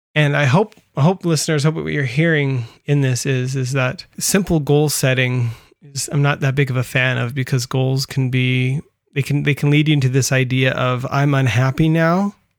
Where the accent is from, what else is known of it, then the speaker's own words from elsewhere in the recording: California, United States; I grew up in California